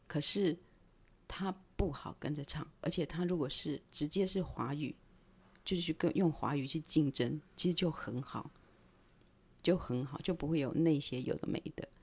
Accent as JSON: {"language": "Chinese", "country": "Taiwan", "tie": "born or raised there", "first_language": "Taiwanese Hokkien", "second_language": "Chinese", "said": "因为我们这一代从小我讲台语讲到六岁，然后七岁就是上小学，上小学之后就再也不会，就再也不能不会讲国语了啊，讲台语了"}